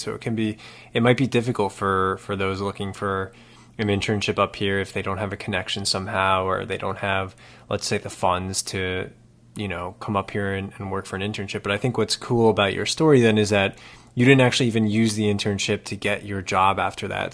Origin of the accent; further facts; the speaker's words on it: around New York City, United States; I grew up around New York City